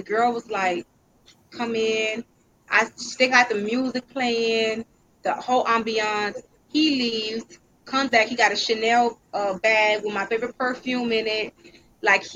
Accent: United States; I'm American

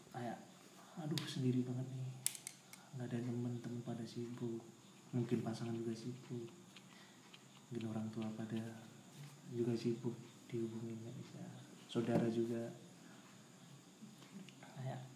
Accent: Tulungagung, East Java, Indonesia; pernah kemana ya di daerahku sih di Tulungagung

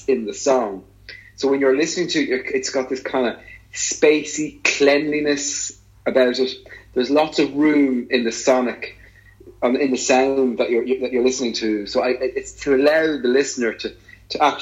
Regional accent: Ireland; we're both Irish

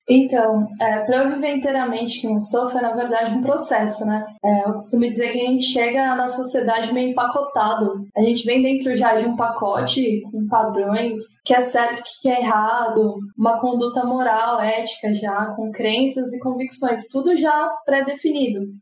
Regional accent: São Paulo, Brazil; eu sou nascida e criada na capital de São Paulo

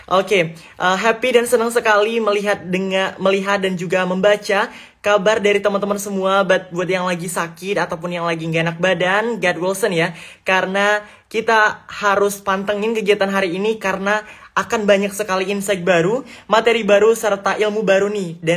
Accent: Palembang, South Sumatra, Indonesia; now in China; saya dari Palembang dan saat ini saya sedang menempuh pendidikan di Sandong Kejidashe.

